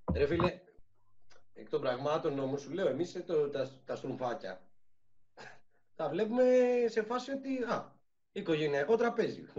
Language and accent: Greek; Syros, South Aegean, Greece; moved away; είμαι από τη Σύρο